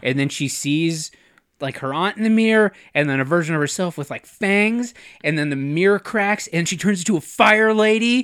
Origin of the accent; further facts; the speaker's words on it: North Dakota, United States; I say aunt 'cause I'm from North Dakota